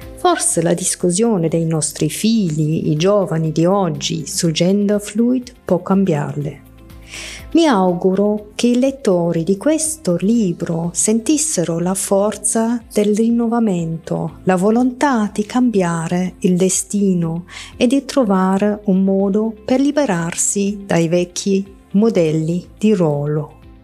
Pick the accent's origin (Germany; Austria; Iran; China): Germany; Italian is a second language; moved away as an adult; now in Italy; sono nata e cresciuta in Germania. Da pochi anni vivo in Italia